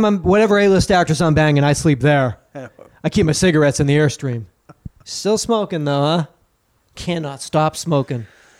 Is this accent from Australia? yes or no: no; County Dublin, Ireland; I was raised cloistered nuns outside of Dublin, and I was chained to a radiator.